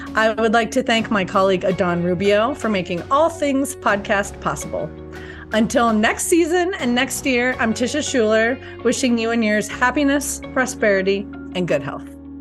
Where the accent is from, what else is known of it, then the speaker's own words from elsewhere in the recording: Colorado, United States; I'm from Colorado, and this is a, a blue state